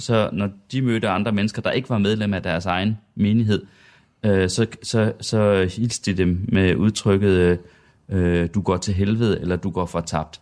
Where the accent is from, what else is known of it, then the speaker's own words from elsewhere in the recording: Sønder Felding, Central Denmark Region, Denmark; Jeg er dog fra Sønderfælling, der ligger ja. cirka 20 km syd for Herning.